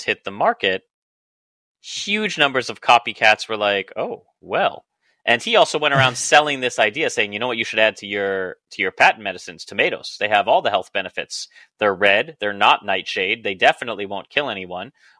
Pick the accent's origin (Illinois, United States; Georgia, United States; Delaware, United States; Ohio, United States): Illinois, United States; Chicago; I am from Chicago